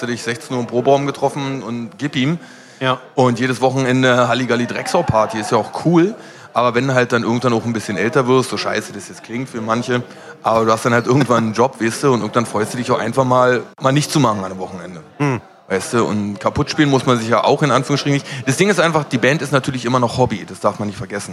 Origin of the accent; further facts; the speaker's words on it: Berlin, Germany; also ich bin in Schöneberg groß geworden